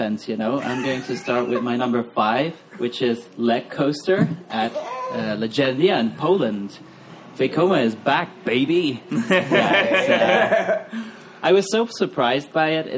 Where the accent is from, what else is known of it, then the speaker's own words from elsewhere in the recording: Belgium; I'm from Europe, from Belgium